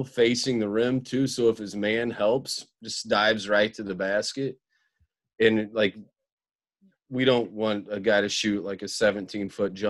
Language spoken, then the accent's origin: English; Central Illinois, United States; also born or lived in Hinsdale, Illinois; I grew up in Central Illinois and have moved.